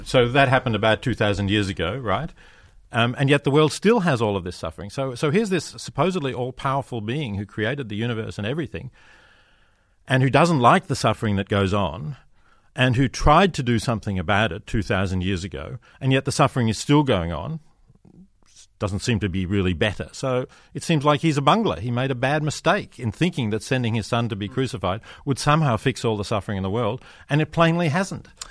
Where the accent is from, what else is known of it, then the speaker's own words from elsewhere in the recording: Australia; I come from Australia